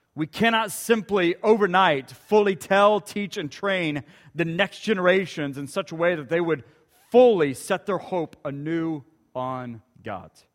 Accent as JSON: {"language": "English", "town": "Ponca City", "region": "Oklahoma", "country": "United States", "tie": "born or raised there", "moved": "yes", "said": "just north of Ponca City, where my hometown is"}